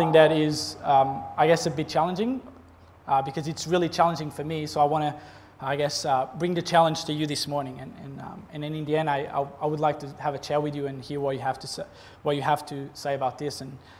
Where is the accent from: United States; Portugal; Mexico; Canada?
Portugal; moved away as an adult; now in Gold Coast, Australia; I'm not Australian. I'm Portuguese, from that country far away. I'm 30 years old. I came to Australia about 7 years ago